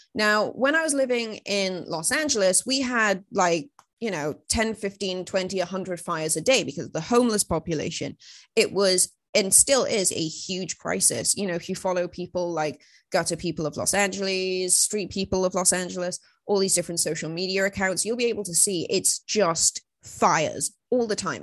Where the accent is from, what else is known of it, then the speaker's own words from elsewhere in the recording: Wales, United Kingdom; I'm from Wales